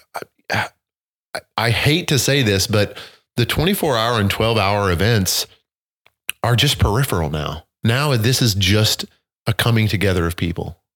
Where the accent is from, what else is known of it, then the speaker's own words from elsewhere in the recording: southern Missouri, United States; I grew up in the country, you know, running through streams and rivers in southern Missouri